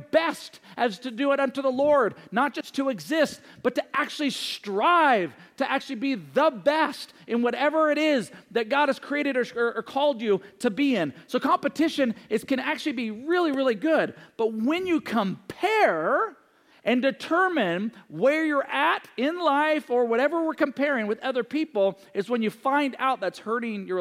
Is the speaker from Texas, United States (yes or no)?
no; Seattle, Washington, United States; also born or lived in Johnson City, Tennessee; I was raised in Seattle